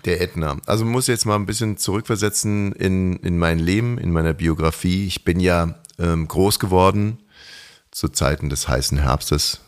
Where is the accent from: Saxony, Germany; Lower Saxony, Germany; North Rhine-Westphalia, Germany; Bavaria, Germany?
Bavaria, Germany; Ammersee; aufgewachsen am Ammersee